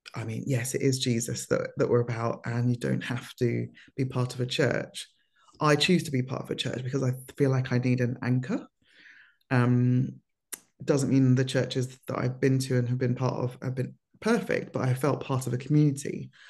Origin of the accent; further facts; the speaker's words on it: London, United Kingdom; also born or lived in Lagos, Nigeria; moved, um, to the U K when I was four with my parents